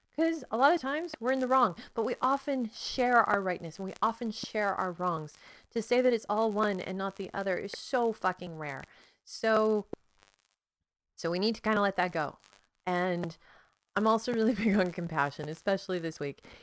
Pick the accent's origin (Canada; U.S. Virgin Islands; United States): Canada; I'm Canadian